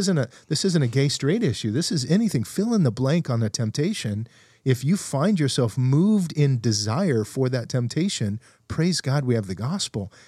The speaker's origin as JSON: {"language": "English", "town": "Fresno", "region": "California", "country": "United States", "also_born_or_lived": "Texas", "moved": "as an adult", "said": "when I moved away from Fresno"}